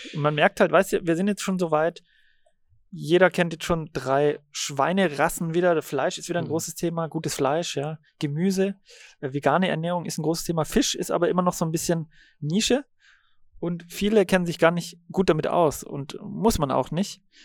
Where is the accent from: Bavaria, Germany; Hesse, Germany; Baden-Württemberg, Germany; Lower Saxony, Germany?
Baden-Württemberg, Germany; Radolfzell; moved away as an adult; also born or lived in Berlin; now in Uckermark, Germany; ich bin äh, am Bodensee aufgewachsen und geboren. Baujahr 80 und bin dort bei Radolfzell groß geworden.